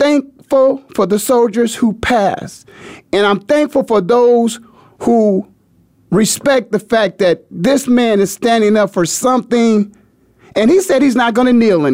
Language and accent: English; Canton, Ohio, United States; also born or lived in Philadelphia; now in Phoenix, United States; I'm from the Hall of Fame city, Canton, Ohio, in case you didn't know all that. Took a little detour off in Philadelphia for a few years, and now I'm in Phoenix.